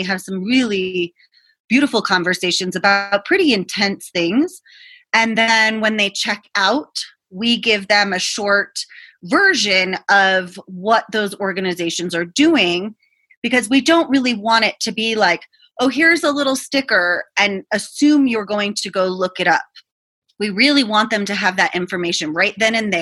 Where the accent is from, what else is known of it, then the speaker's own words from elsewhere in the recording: Boston, Massachusetts, United States; I'm from Boston. I grew up in the city.